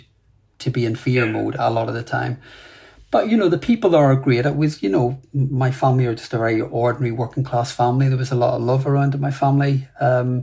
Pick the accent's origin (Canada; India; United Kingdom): United Kingdom; Belfast, Northern Ireland; I grew up in Belfast, and grew up really in the 70s and 80s